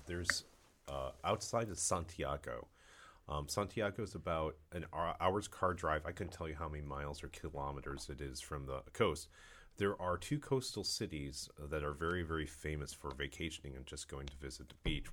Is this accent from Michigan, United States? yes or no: no; Cleveland, Ohio, United States; moved away; I'm from Cleveland, Ohio originally, and there's a large, um, population of, uh, Polish there. So I grew up, actually, it's funny 'cause I grew up, um, as a kid eating kielbasa